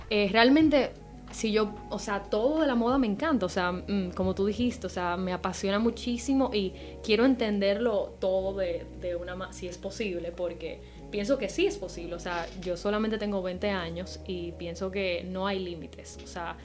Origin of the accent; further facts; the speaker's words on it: Dominican Republic; moved away as an adult; also born or lived in Amsterdam; soy dominicana en Santo Domingo